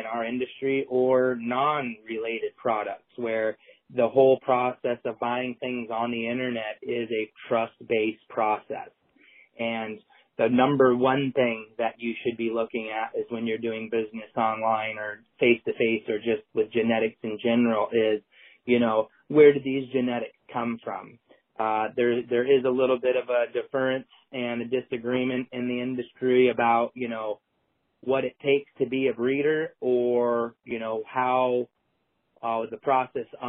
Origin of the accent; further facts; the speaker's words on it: Iowa, United States; I grew up in the Midwest in Iowa, which was obviously a zero tolerance part of the country.